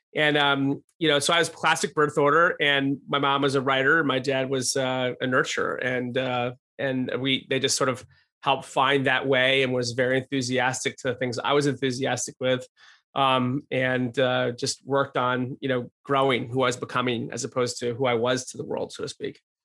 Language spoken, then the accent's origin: English; Rochester, New York, United States; also born or lived in Albany, New York; just outside of Albany and then in Rochester